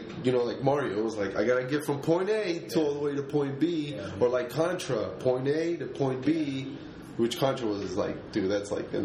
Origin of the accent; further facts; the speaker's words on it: Mexico City, Mexico; now in United States; I'm from Mexico City. Now I live in the United States